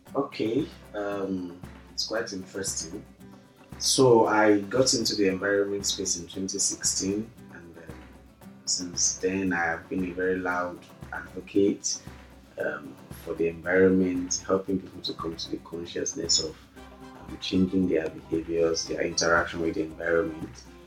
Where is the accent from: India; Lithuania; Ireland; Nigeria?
Nigeria; Ilaje, Ondo; I am from Ilaje in the States